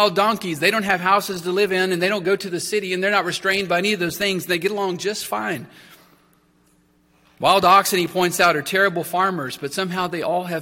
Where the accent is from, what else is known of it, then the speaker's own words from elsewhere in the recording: Texas, United States; As a Texan, I got plenty of exposure to horses